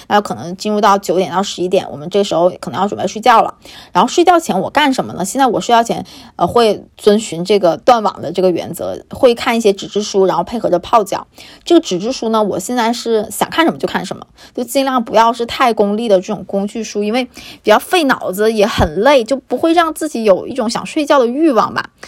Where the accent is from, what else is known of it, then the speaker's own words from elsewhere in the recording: China; also born or lived in Beijing; 我们作为一个中国人嘛，作为一个典型东方人